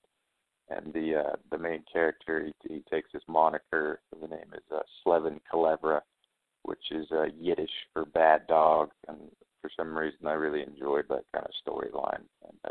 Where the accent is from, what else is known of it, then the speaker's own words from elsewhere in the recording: Reno, Nevada, United States; now in Nashville, United States; I grew up in Reno or just on the outside